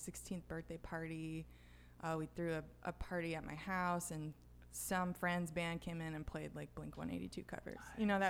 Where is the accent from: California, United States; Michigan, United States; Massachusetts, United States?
Michigan, United States; Grand Rapids; now in St. Louis, United States; I actually grew up in Grand Rapids, Michigan.